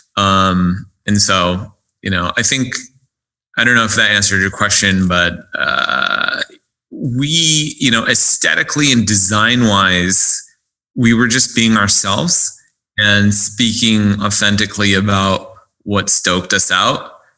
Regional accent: United States; I was born here in the States.

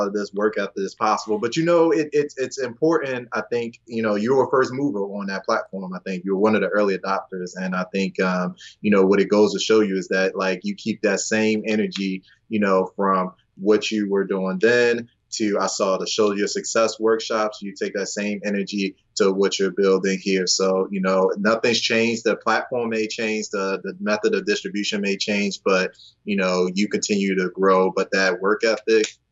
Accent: Baltimore, Maryland, United States; I'm from Baltimore. I'm in Baltimore right now.

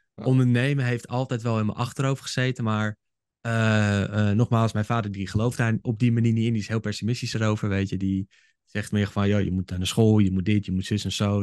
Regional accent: Haarlem, North Holland, Netherlands; also born or lived in Hoofddorp; ik kom oorspronkelijk kom ik uit Haarlem. Ik ben geboren en getogen daar

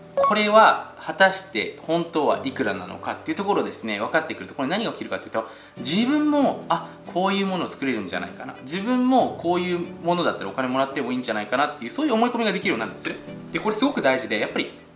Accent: Japan; 僕たち日本に生まれてね

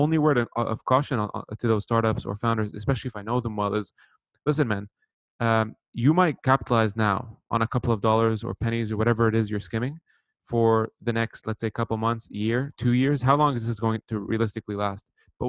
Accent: Saudi Arabia; moved away; also born or lived in Lebanon / Canada / Bahrain; I was born in Lebanon, moved to Saudi actually for about 10 years, and then moved to Canada. Left, went back to Bahrain, and then came back to North America.

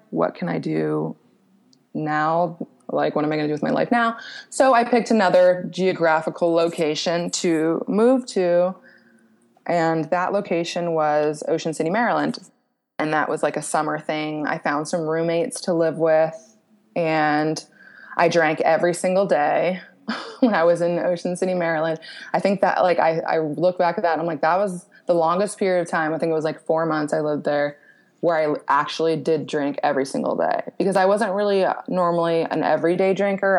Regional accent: Royersford, Pennsylvania, United States; moved away as an adult; also born or lived in Cancun, Mexico; now in Cape Coral, United States; I grew up outside of Philly

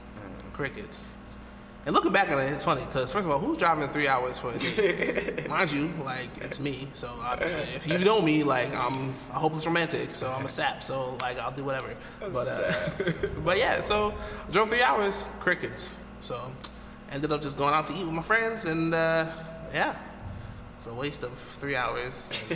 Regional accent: New York, United States; now in New Jersey, United States; So I was in Jersey, but she was back home in my hometown, upstate New York.

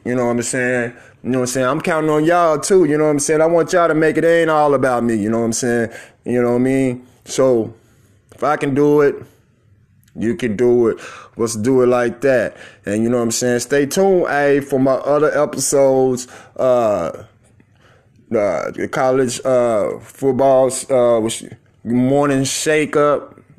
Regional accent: Tulsa, Oklahoma, United States; I'm from Tulsa, Oklahoma

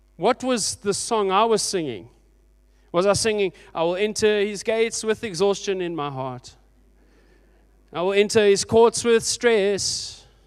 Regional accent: Port Elizabeth, Eastern Cape, South Africa; Thirty years ago, I grew up in Port Elizabeth in a little church.

